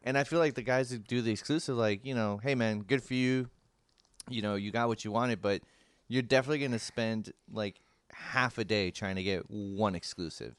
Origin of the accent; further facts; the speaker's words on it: San Francisco, California, United States; San Francisco, my hometown